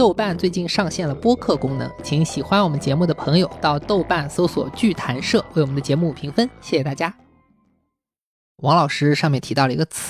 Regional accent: China; accent: Wu; 我讲的是吴方言

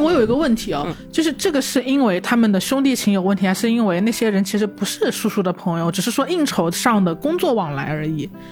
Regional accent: Changsha, Hunan, China; moved away; 这个表达是我们长沙人才有的表达

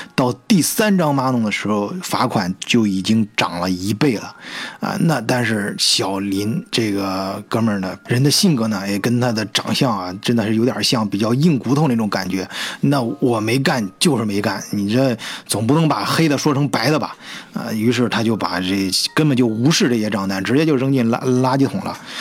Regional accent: China; moved away as an adult; now in Germany; 我们中国人呢，都叫它退瓶费

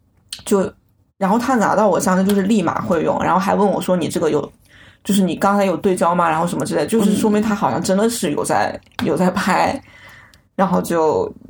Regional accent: China; 我就说我是从中国来的

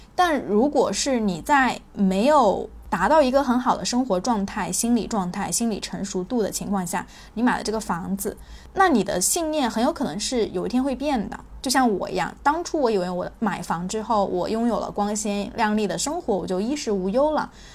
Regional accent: China; also born or lived in Guangzhou; 这个观念对我们中国人来说影响是巨大的

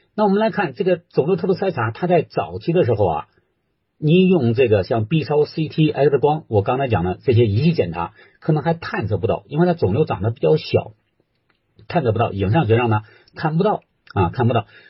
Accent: China; 我们中国人

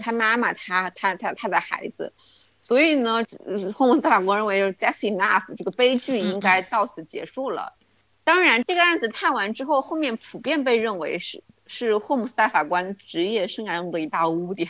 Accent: China; 我们中国人的说法嘛

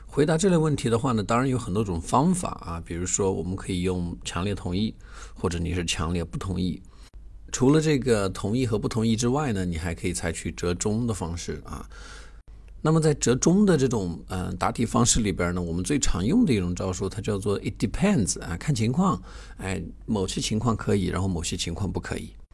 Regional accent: China; 我们中国人

